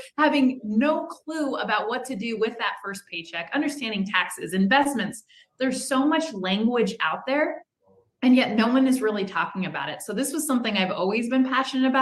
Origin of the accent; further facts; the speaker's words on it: Southern California, United States; I'm from Southern California